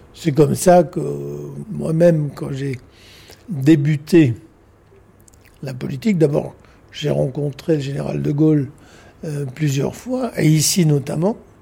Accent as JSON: {"language": "French", "town": "Nouméa", "region": "South Province", "country": "New Caledonia", "tie": "born or raised there", "also_born_or_lived": "Australia / United States / England", "said": "Je suis né à Nouméa, à la première vallée du Tir"}